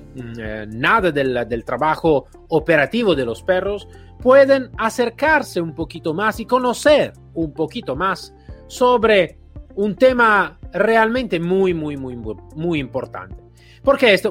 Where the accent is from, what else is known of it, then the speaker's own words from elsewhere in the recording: Italy; accent: Italian; Spanish is a second language; now in Spain; soy italiano, como claramente podéis escuchar en mi acento